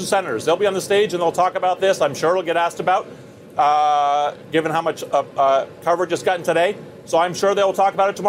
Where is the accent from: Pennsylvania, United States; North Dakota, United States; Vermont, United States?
Vermont, United States; I'm from Vermont.